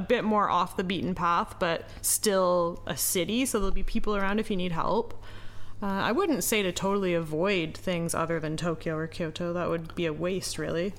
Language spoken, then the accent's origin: English; Canada; now in Japan